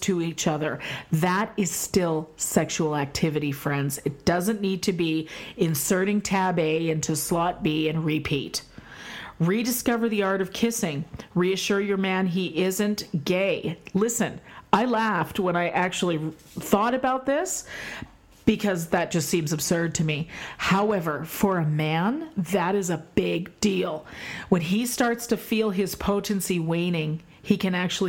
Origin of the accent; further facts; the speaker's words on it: Canada; moved away as an adult; also born or lived in United States; I'm Canadian, we do celebrate American Thanksgiving